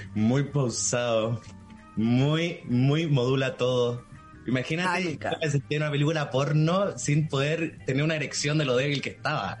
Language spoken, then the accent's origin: Spanish; Chile; moved away as an adult; como buena chilena